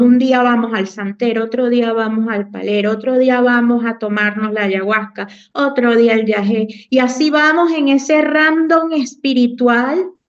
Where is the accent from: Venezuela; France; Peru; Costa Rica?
Venezuela; Morón, Carabobo; moved away as an adult; also born or lived in Puerto Cabello, Venezuela; now in Xalapa, Mexico; soy una mujer venezolana, nacida en Puerto Cabello, criada en Morón, Estado Caraboba